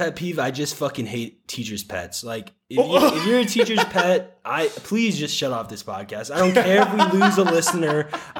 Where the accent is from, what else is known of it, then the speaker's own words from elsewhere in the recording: Salinas, California, United States; I'm from Salinas, California, homie. The salad bowl capital of the world. Yo, 70% of the lettuce that Americans eat comes from my city.